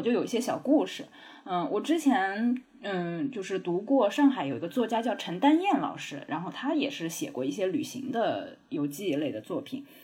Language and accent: Chinese; Jiangnan, China; 我老家是在江南的乡下